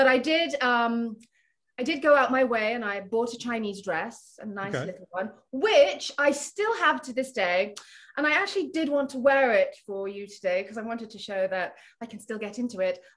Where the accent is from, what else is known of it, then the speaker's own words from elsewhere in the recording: Nottingham, East Midlands, United Kingdom; moved away; also born or lived in Philippines / London; I moved to London from Nottingham, because I'm from Nottingham and my mother still lives there